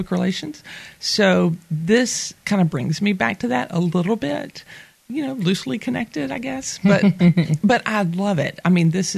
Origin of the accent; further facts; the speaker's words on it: Mobile, Alabama, United States; moved away as an adult; now in Fairhope, United States; I am originally from Mobile, Alabama.